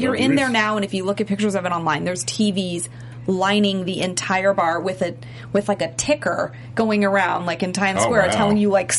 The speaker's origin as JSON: {"language": "English", "town": "San Francisco", "region": "California", "country": "United States", "lives_now": "Los Angeles, United States", "said": "I'm from San Francisco, and I live in L.A., but I'm an East Coast girl. It's where I belong."}